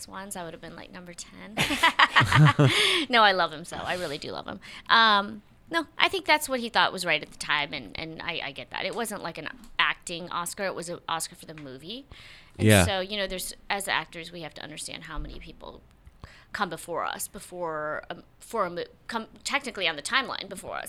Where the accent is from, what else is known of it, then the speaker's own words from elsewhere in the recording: Stone Mountain, Georgia, United States; moved away as an adult; I moved from Stone Mountain, Georgia